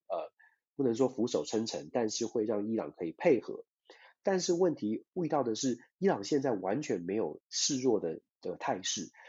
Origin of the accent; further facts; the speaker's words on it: Taiwan; 我们，包括我自己，我们在台湾长大